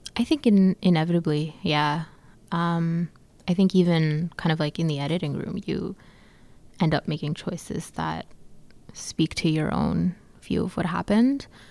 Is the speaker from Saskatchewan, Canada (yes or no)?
no; Calgary, Alberta, Canada; I grew up in Calgary, and we are we're surrounded by the Rockies